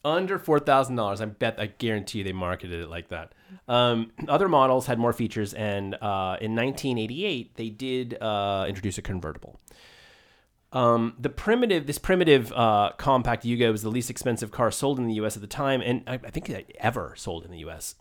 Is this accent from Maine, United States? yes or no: yes; Maine, United States; I grew up in Maine